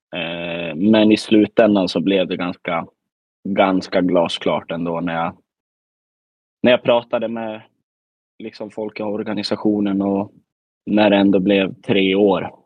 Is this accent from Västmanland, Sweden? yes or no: yes; Västmanland, Sweden; now in Värmland, Sweden; man är väl ändå född och uppvuxen i Västmanland